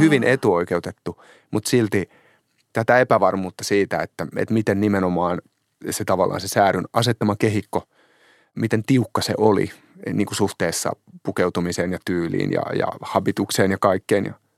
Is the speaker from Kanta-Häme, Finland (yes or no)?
yes; Hämeenlinna, Kanta-Häme, Finland; olen kotoisin Hämeenlinnasta